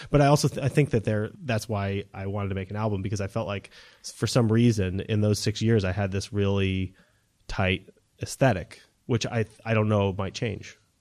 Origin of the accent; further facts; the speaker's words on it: New Hampshire, United States; moved away as an adult; also born or lived in California / Texas; growing up in New Hampshire